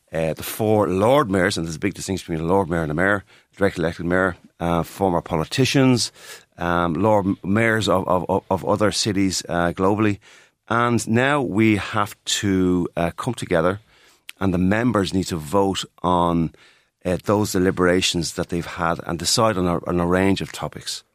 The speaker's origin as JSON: {"language": "English", "town": "Dublin", "region": "Leinster", "country": "Ireland", "tie": "born or raised there", "said": "I grew up in Clydalch, I'm very close to, to Ballyfermot"}